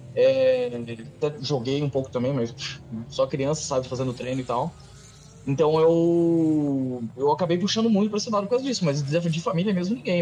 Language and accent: Portuguese; Cascavel, Paraná, Brazil; moved away as an adult; also born or lived in Foz do Iguaçu / United States; now in Ferrara, Italy; Eu nasci em Cascavel, cresci, meu, praticamente dentro daquele autódromo